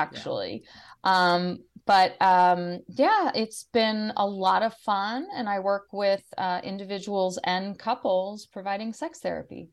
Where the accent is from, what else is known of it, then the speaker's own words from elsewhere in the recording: Washington, District of Columbia, United States; I grew up in the Washington, D C